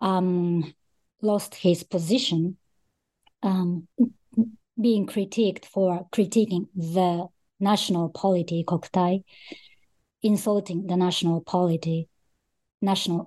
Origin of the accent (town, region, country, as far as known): Japan; born or raised there; also born or lived in Australia / Russia